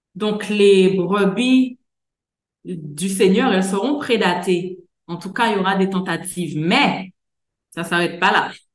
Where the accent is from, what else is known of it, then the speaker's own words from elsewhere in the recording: Guadeloupe; chez nous en Guadeloupe